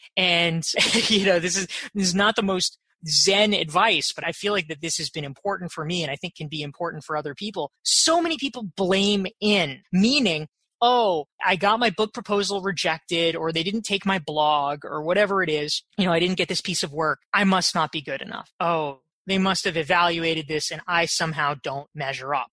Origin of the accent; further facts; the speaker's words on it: Pinehurst, North Carolina, United States; now in New York, United States; I grew up in a little golf resort called Pinehurst, North Carolina